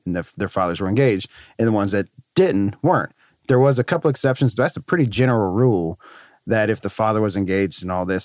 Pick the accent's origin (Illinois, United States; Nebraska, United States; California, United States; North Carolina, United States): North Carolina, United States; moved away as an adult; also born or lived in Florida; I was in North Carolina, which is my home state